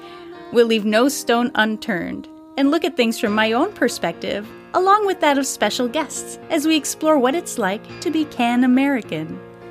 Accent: Canada; moved away as an adult; now in United States; I was born and raised in Canada before moving to the U.S. in my mid-20s.

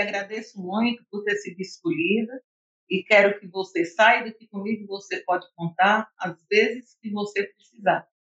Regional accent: Arneiroz, Ceará, Brazil; eu sou de Arneróis

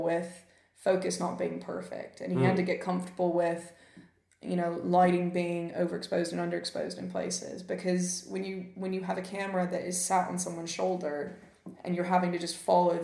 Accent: Memphis, Tennessee, United States; now in United Kingdom; I grew up in Memphis, Tennessee

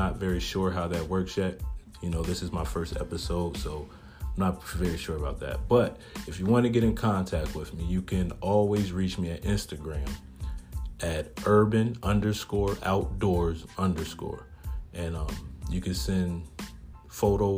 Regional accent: Harrisburg, Pennsylvania, United States; moved away as an adult; now in York, United States; I currently live in York, Pennsylvania, but I was born and raised in Harrisburg, Pennsylvania, the city

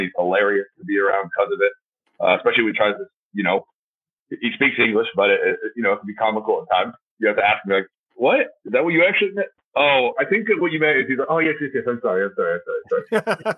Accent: Florida, United States; moved away as an adult; also born or lived in Atlanta, Georgia / Cardiff, Wales; now in New Orleans, United States; being from the South, growing up in Florida, went to college in Atlanta

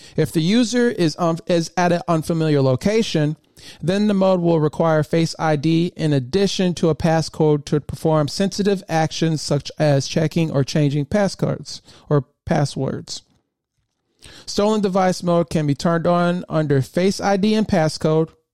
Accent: Michigan, United States; moved away as an adult; now in Southern Maryland, United States; I grew up in Michigan.

